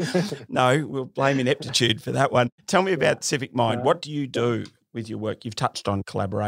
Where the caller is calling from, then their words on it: Melbourne, Victoria, Australia; I'm calling from Melbourne, Australia.